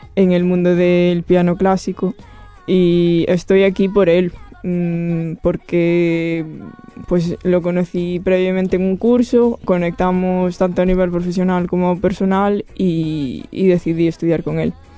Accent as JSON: {"language": "Spanish", "town": "Rianxo", "region": "Galicia", "country": "Spain", "tie": "born or raised there", "moved": "as an adult", "lives_now": "Barcelona, Spain", "said": "soy de Galicia y soy de una, un sitio muy pequeño que se llama Riancho"}